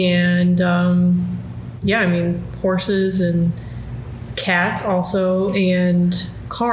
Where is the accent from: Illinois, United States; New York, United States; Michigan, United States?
Illinois, United States; Bartlett; I'm from Bartlett, Illinois, which is right outside Chicago in the suburbs.